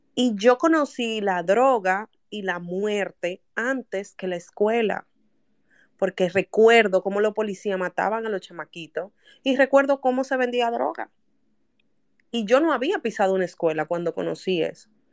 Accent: Santo Domingo, Distrito Nacional, Dominican Republic; Yo nací en La Ciénaga. En el barrio La Ciénaga yo nací.

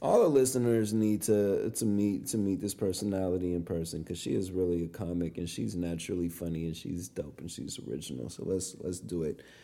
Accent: California, United States; born or raised there

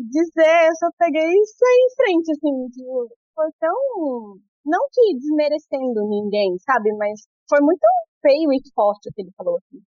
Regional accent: Brazil; moved away as an adult; also born or lived in Sydney, Australia / Mandurah, Australia; now in Perth, Australia; Eu não sou indiana, não, eu sou do Brasil.

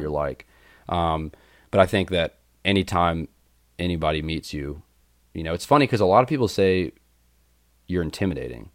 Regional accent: Winston-Salem, North Carolina, United States; I grew up in Winston Salem, North Carolina

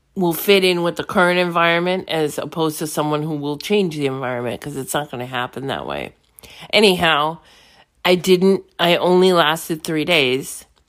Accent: New York City, New York, United States; moved away; I'm from New York City.

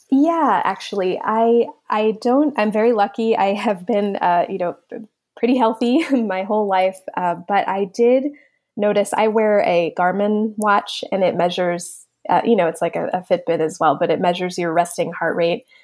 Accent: Middletown, New Jersey, United States; also born or lived in Pennsylvania; I grew up in New Jersey

